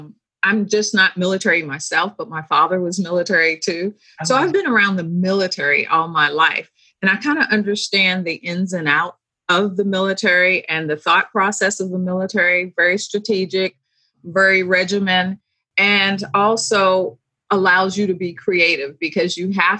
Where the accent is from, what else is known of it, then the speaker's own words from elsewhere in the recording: Philippines; also born or lived in Greece; I grew up in the Philippines. I spent at least 8 years. So my young years and then my high school years were all in the Philippines.